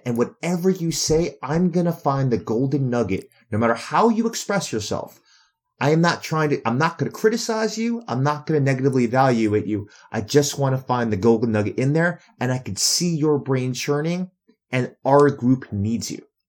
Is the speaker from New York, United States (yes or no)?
yes; New York City, New York, United States; I'm from New York City